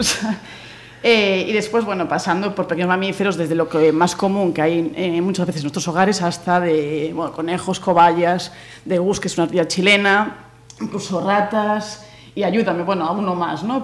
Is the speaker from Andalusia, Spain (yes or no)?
no; Pontevedra, Galicia, Spain; somos los de Pontevedra.